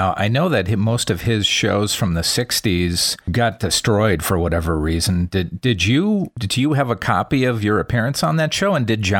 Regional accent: Midwest, United States; I'm from the Midwest.

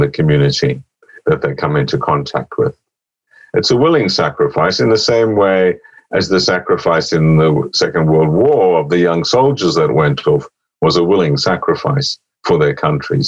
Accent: Oxford, South East England, United Kingdom; Oxford, my hometown

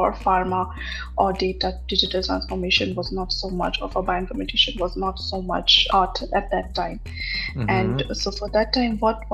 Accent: Pune, Maharashtra, India; moved away as an adult; now in Germany; I was born and brought up in Pune

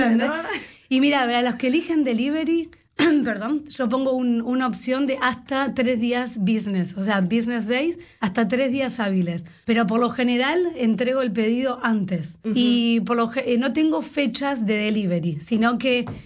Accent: Argentina; moved away as an adult; also born or lived in Winnipeg; now in Vancouver, Canada; Originalmente soy de Argentina, escuchará mi acento, el ye, ye

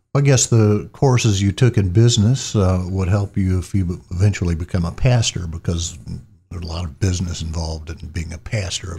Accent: Columbus, Mississippi, United States; was born and raised in Columbus, Mississippi

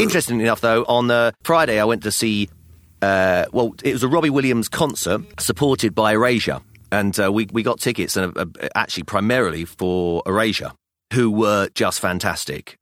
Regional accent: London, United Kingdom; I was born in London, in England, so I'm English

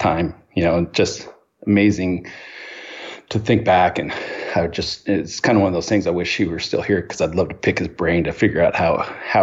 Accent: Hawthorne, California, United States; I was born in Hawthorne, California, and to my mother and father

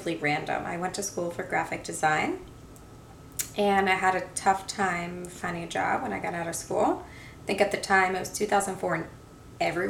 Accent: New York, United States; also born or lived in Boston; I'm from New York, born and raised.

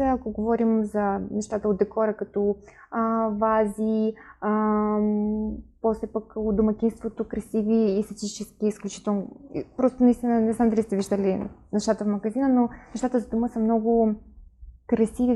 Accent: Kyiv, Ukraine; Bulgarian is a second language; now in Sofia, Bulgaria; от Украина съм, от Киев

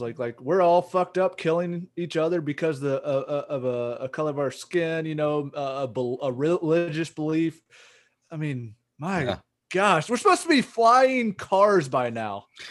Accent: United States; we're a bunch of mutts in America

